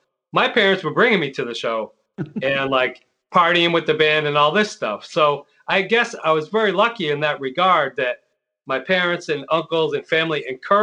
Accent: New York, United States; I'm a New Yorker

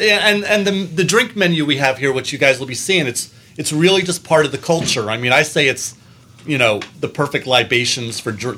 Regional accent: New York City, New York, United States; I'm a New Yorker.

